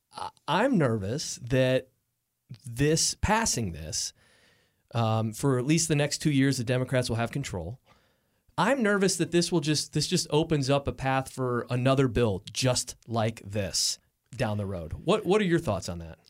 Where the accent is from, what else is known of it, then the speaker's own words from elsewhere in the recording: Lake Orion, Michigan, United States; my hometown in Lake Orion.